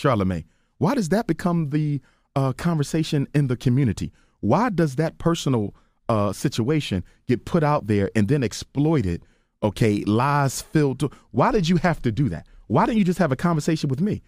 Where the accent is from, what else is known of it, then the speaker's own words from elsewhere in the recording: Philadelphia, Pennsylvania, United States; I'm from North Philly